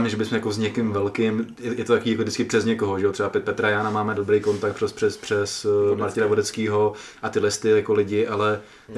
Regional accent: Czechia; jsem z České republiky

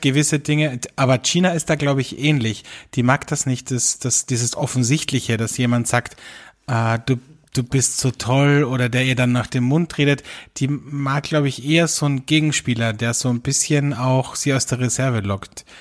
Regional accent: Austria; bei uns in Österreich

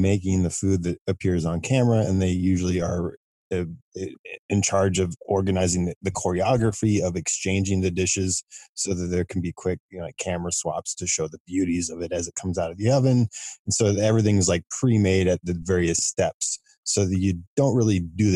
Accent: Midwest, United States; I grew up in the Midwest

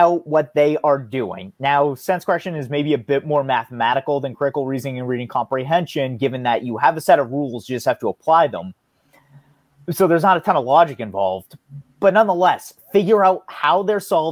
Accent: United States; I'm an American.

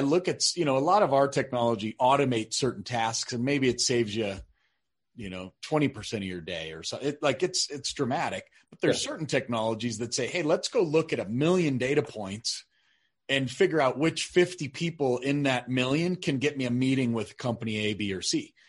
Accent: Colorado, United States; I'm from Colorado

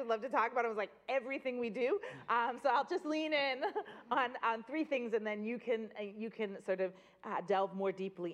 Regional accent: Boston, Massachusetts, United States; I grew up in Boston when we didn't have a grocery store

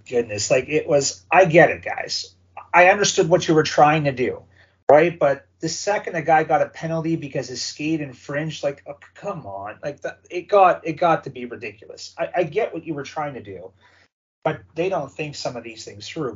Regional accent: Sault Ste. Marie, Ontario, Canada; growing up watching the OHL, my hometown Hounds

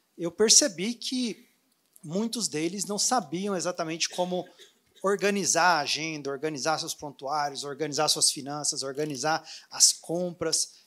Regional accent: Anápolis, Goiás, Brazil; moved away as an adult; now in Orlando, United States; eu sou vizinho aqui de Brasília, eu sou de Anápolis.

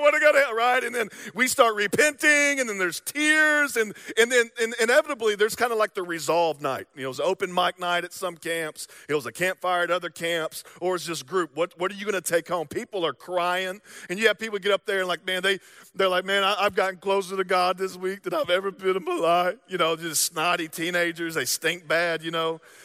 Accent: the South, United States; accent: Southern drawl; moved away; I'm from the South

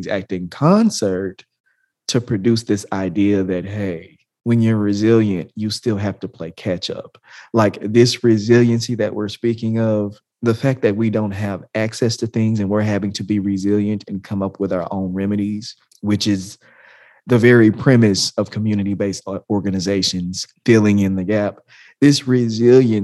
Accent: the South, United States; I am from the South

